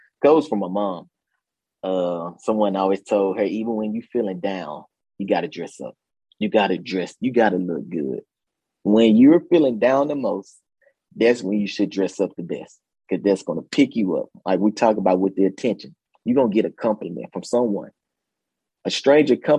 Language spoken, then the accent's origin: English; Mississippi, United States; moved away; I grew up in Mississippi. I grew up in a small town